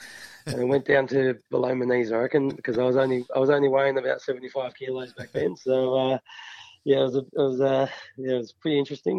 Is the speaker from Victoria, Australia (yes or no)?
yes; Melbourne, Victoria, Australia; moved away; also born or lived in Adelaide; Played at the local club Epping. I was born and bred in Epping. Epping's northern suburbs of Melbourne.